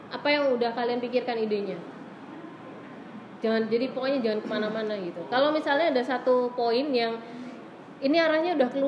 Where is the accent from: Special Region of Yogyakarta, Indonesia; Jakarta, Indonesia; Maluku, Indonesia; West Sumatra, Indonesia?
Special Region of Yogyakarta, Indonesia; Yogyakarta; ini kota Jogja ya jadi di judul tuh harus dikasih kota Jogja karena apa aku orang Jogja